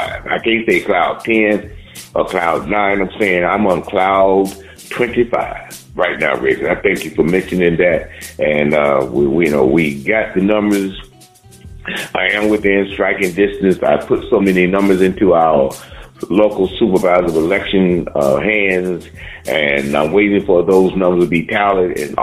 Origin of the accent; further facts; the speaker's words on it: Miami-Dade County, Florida, United States; I'm from Miami-Dade County